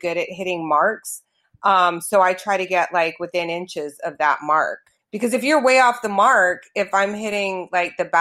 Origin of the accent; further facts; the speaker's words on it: Toronto, Ontario, Canada; now in Los Angeles, United States; I grew up in Canada, in Toronto